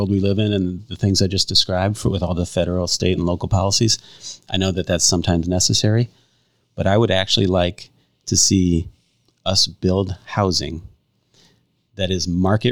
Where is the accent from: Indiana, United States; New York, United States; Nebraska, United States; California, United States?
Indiana, United States; Hammond; moved away as an adult; also born or lived in Chicago, Illinois / DeMotte, Indiana; now in Valparaiso, United States; I was born in Hammond, raised in Hammond